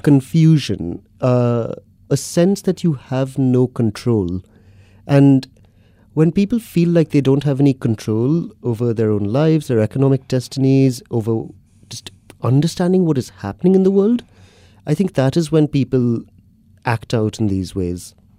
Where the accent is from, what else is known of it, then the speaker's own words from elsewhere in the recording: Mumbai, Maharashtra, India; moved away as an adult; now in London, United Kingdom; I grew up in Bombay in India, city of about twenty-odd million